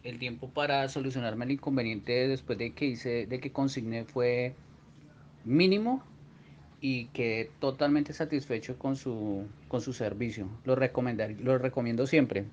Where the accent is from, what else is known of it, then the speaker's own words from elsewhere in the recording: Colombia; soy de Colombia